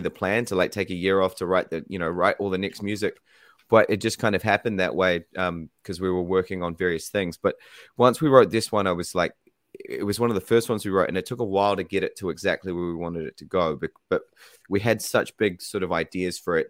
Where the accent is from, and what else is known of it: New Zealand